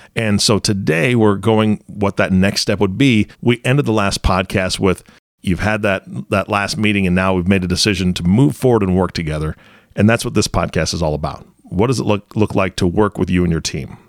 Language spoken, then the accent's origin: English; Washington, United States; I grew up in Washington State around water all the time